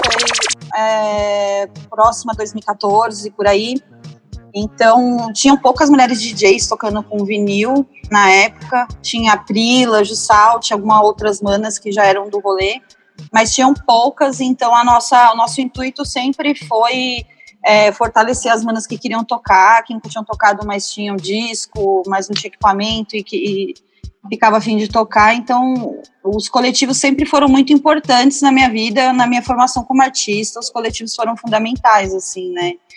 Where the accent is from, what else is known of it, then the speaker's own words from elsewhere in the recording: São Paulo, Brazil; also born or lived in Ipiranga, São Paulo; Eu sou de Pirituba, eu nasci em Pirituba, mas eu moro no Ipiranga há mais de 20 anos.